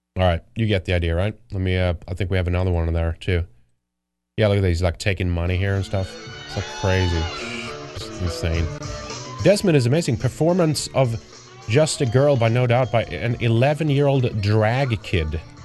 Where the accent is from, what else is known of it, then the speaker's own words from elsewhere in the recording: Sweden; moved away; I grew up in Sweden